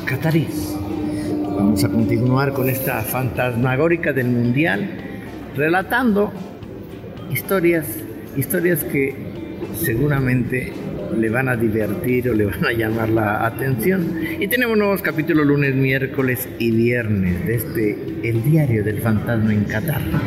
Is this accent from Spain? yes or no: no; Mexico; nosotros también como mexicanos